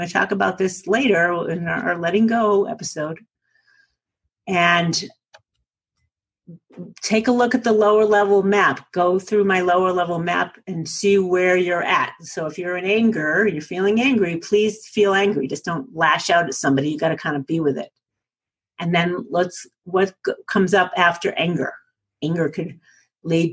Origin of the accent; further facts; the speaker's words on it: New England, United States; accent: New England; now in Colorado, United States; my New England accent? I am from New England originally, you guys. But I live in Colorado outside of Aspen